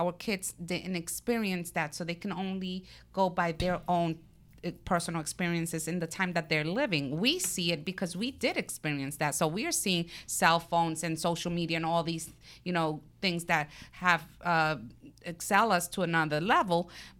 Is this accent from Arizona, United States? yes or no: no; Brooklyn, New York, United States; I'm from Brooklyn, who can't tell by my accent, right?